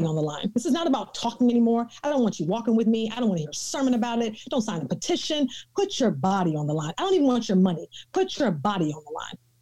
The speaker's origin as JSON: {"language": "English", "region": "the South", "country": "United States", "said": "I'm from the South, and so my folks um, use scripture a, a bit differently"}